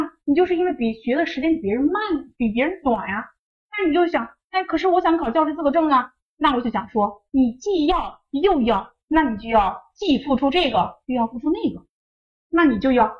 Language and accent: Chinese; North China, China; 就像以前可能我家里面人嘛，就觉得因为我们是北方人，所以就是啊，我觉得女孩子你就应该去多做些家务啊。